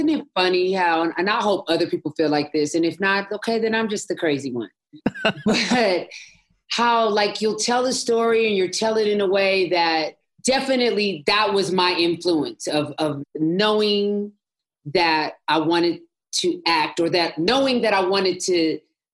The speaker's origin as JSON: {"language": "English", "town": "Los Angeles", "region": "California", "country": "United States", "tie": "born or raised there", "said": "I'm born and bred in Los Angeles, California"}